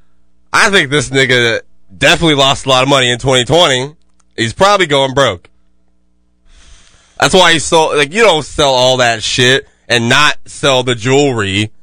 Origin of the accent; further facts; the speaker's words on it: Jacksonville, Florida, United States; I'm from Jacksonville.